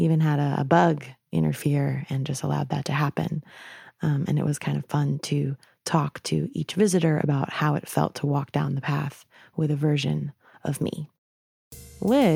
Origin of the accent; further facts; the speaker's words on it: New York, United States; moved away; I went back to my home state in New York